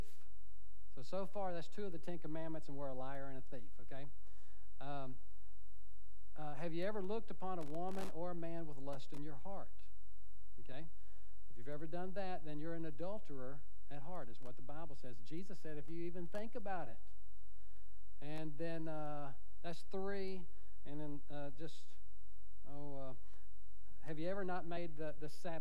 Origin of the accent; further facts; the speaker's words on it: United States; I was born in America